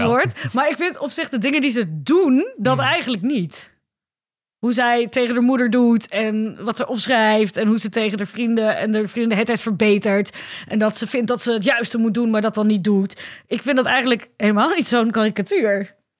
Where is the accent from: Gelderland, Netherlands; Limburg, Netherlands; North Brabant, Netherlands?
Gelderland, Netherlands; Ermelo; ik ben opgegroeid in Ermelo, dat ligt op de Bijbelbelt